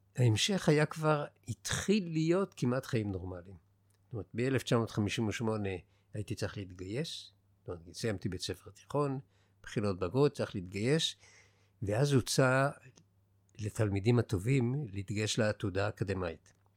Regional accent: Israel; also born or lived in Jerusalem / Haifa; אנחנו גדלנו בבועה שלנו, של הילדים שנולדו בארץ וגדלו בארץ

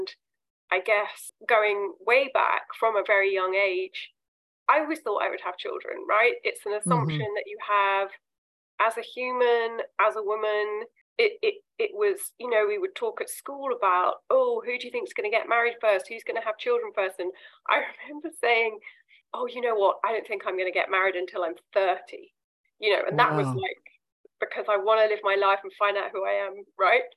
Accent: London, United Kingdom; So I'm from London. I grew up in London. I still live in the UK.

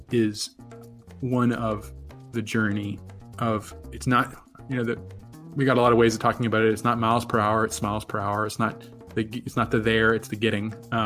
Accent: Virginia, United States; moved away; I'm from Virginia originally

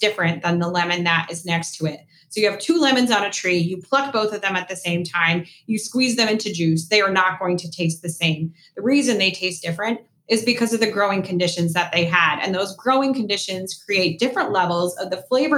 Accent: East Coast, United States; I am from the East Coast

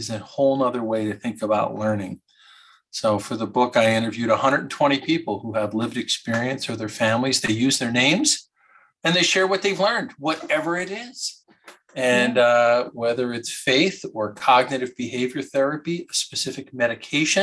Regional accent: Michigan, United States; also born or lived in Philadelphia; I grew up in Michigan

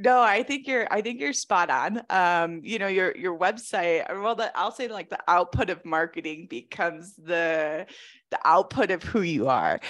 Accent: Chicago, Illinois, United States; moved away as an adult; now in Colorado, United States; I'm from Chicago originally.

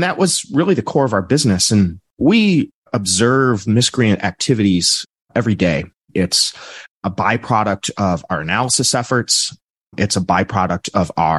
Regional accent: Midwest, United States; I'm from the United States in the Midwest

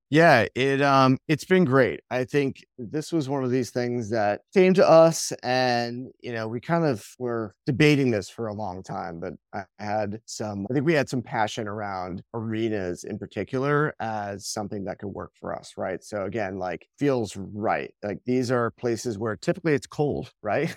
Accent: Long Island, New York, United States; I grew up on Long Island, kind of in the shadow of, like, the advertising capital of the world

